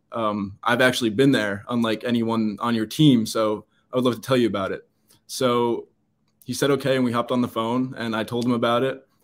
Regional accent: United States; I'm an American

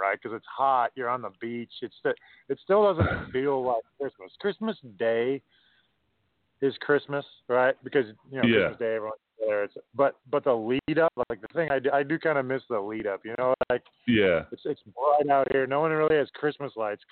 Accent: Minnesota, United States; moved away as an adult; now in New Zealand; I grew up in Minnesota

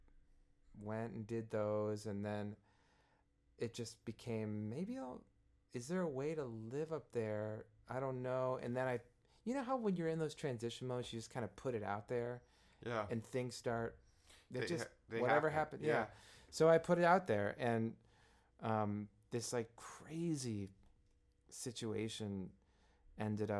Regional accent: Midwest, United States; moved away; I'm from the Midwest

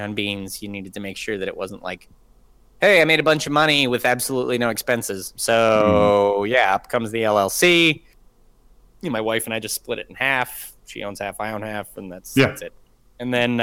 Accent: Canada; moved away as an adult; now in United States; I grew up in Canada

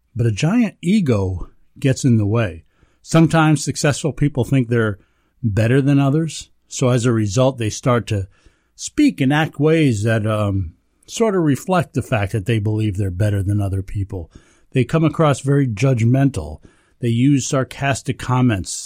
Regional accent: the Catskills, New York, United States; growing up in the Catskills

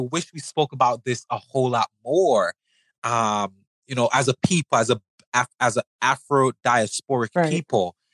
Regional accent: St. Vincent & Grenadines; I'm from the Caribbean. I'm from St. Vincent

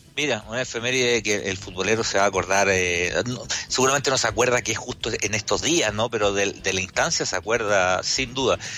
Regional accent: Curicó, Maule, Chile; yo me crié en Curigó

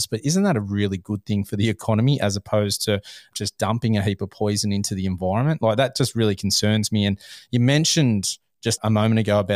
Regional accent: New South Wales, Australia; I'm from New South Wales.

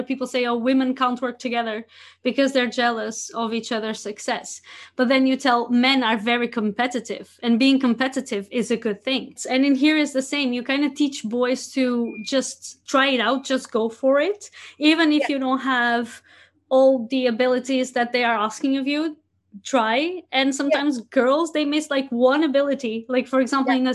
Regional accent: Portugal; English is a second language; now in Rotterdam, Netherlands; I grew up in Portugal

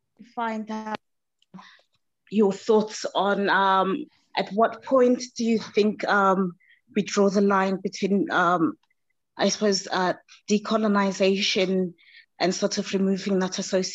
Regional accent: Zimbabwe; I'm Zimbabwean myself, and I grew up in Zimbabwe

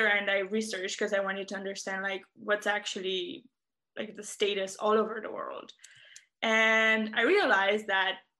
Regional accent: Romania; I am from Romania, and I was very fortunate to grow up in and around the forest

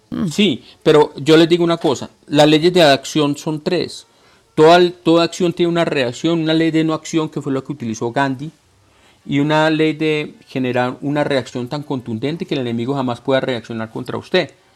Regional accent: Colombia; de hombre colombiano que soy, porque yo amo a mi tierra

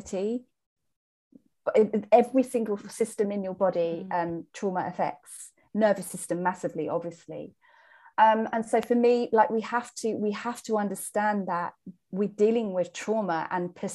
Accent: England, United Kingdom; I am English. I'm British.

